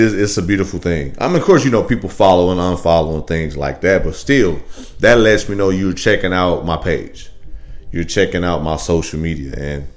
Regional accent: Midwest, United States; I'm from the Midwest

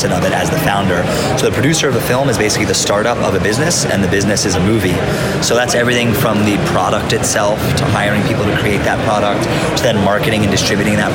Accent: New York City, New York, United States; I grew up in New York City

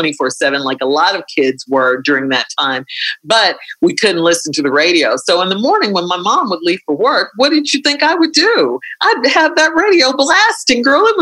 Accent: Chicago, Illinois, United States; in Chicago, growing up in Chicago, like listening to WVON and Herb Kent

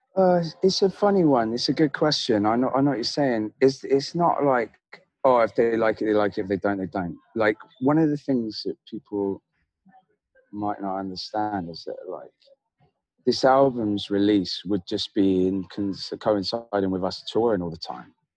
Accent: Devon, South West England, United Kingdom; I grew up in Devon, which is like a village

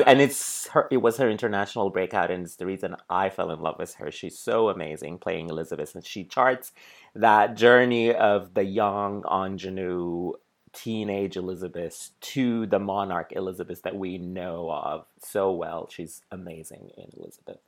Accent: Sudan; now in New York City, United States; I grew up in Sudan

